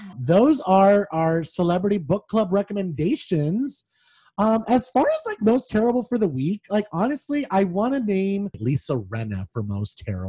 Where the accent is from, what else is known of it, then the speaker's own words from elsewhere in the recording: Las Vegas, Nevada, United States; I'm from Vegas